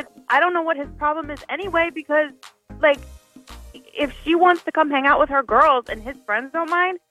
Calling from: Shreveport, Louisiana, United States; from Shreveport.

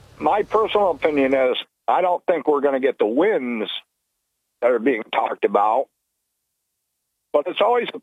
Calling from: Barton, New York, United States; from Barton, New York.

